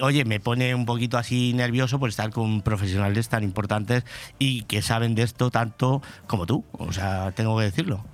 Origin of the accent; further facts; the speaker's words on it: Pedro Muñoz, Castilla-La Mancha, Spain; also born or lived in Madrid; now in Benidorm, Spain; nací, en Madrid. Lo que pasa es que me crié en Pedro Muñoz. Me crié en Pedro Muñoz prácticamente toda mi vida.